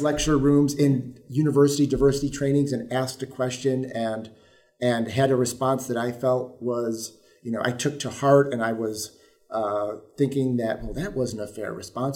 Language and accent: English; Mount Morris, New York, United States; I grew up in this region on the other side of the Finger Lakes and in a very small community, Mount Morris, New York